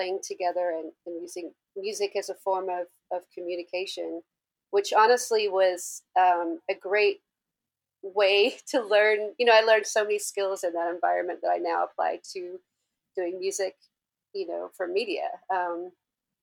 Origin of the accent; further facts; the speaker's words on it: Hobart, Tasmania, Australia; now in Los Angeles, United States; I'm actually from Tasmania, Australia, from the capital, Hobart